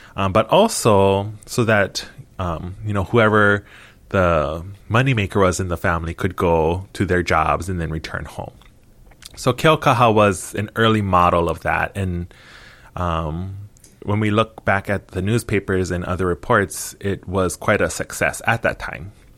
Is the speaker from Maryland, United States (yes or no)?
no; Hilo, Hawaii, United States; born or raised there